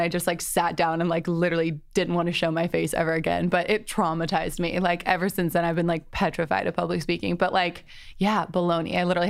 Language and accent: English; Atlanta, Georgia, United States; also born or lived in London, United Kingdom; now in Los Angeles, United States; Yeah, so I was born in London and moved to Atlanta with my whole family when I was like 12. Grew up in Atlanta, loved it, got a college degree in business, and then moved out